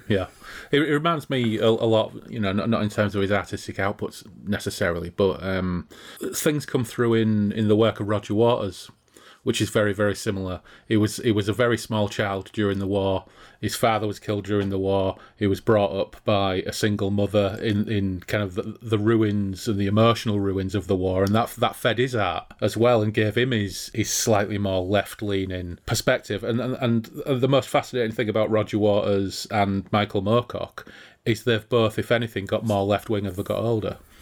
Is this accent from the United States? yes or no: no; Hull, Yorkshire and the Humber, United Kingdom; growing up in Hull